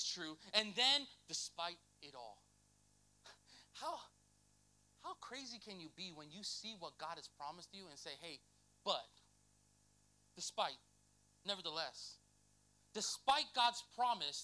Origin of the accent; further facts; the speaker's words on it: Lakeland, United States; I'm from Lakeland.